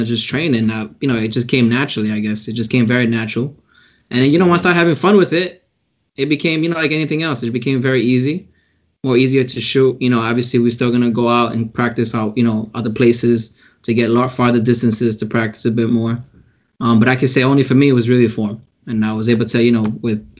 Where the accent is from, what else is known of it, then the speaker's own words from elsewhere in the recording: New York City, New York, United States; I grew up in the Bronx.